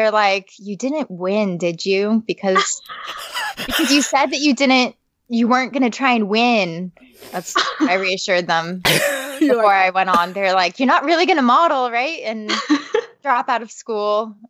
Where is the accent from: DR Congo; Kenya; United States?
United States; West Coast; moved away as an adult; also born or lived in Los Angeles; now in East Coast, United States; I have a family and moved across the country. I'm on the East Coast now, even though I was born on the West Coast, and did most of my modeling work out in Los Angeles